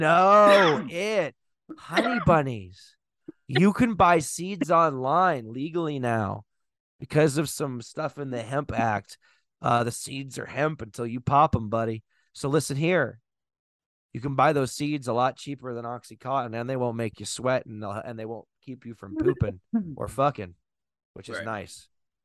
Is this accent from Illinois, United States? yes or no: no; Texas, United States; I think My home state in Texas, this Lou.